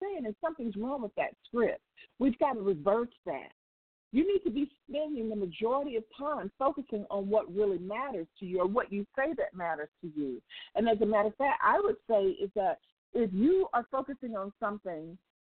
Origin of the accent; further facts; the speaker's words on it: United States; I don't live anywhere else outside of the U.S., so I can only talk about being an American